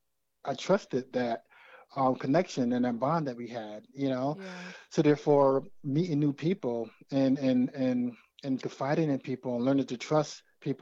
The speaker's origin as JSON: {"language": "English", "country": "United States", "tie": "born or raised there", "said": "as a man growing up in America"}